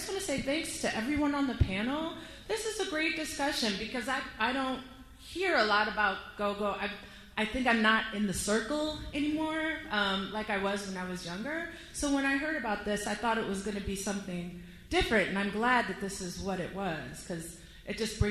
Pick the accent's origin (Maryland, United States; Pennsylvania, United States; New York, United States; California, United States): Maryland, United States; Silver Spring; I am from Silver Spring, Maryland.